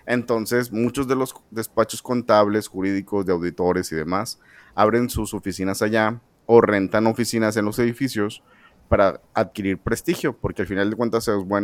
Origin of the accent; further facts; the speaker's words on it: San Pedro Garza García, Nuevo León, Mexico; mis rumbos son San Pedro y, yo soy de San Pedro.